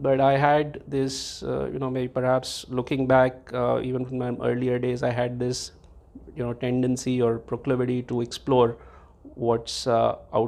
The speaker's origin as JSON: {"language": "English", "country": "India", "tie": "born or raised there", "said": "I grew up in India, and I did my education in India"}